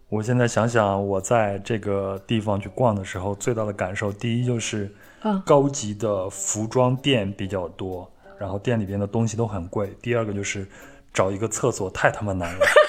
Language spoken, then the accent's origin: Chinese; Henan, China; 那我老家呢，是在河南嘛